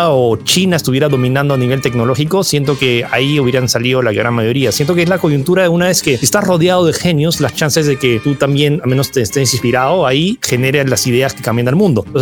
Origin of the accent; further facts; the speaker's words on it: France; also born or lived in California, United States; yo nací en California, técnicamente dentro de Silicon Valley, y bueno, me mudé a Francia al año, no es que crecí ahí